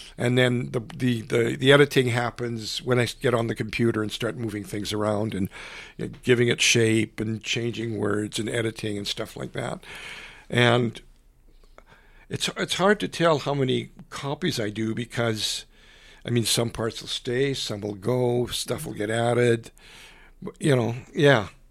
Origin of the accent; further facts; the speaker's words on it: Canada; I grew up in a little island of French Canadians